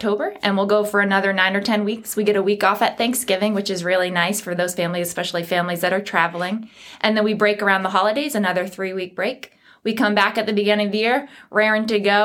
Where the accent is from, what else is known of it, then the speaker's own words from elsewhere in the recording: New England, United States; now in North Carolina, United States; I grew up in New England, so when I moved south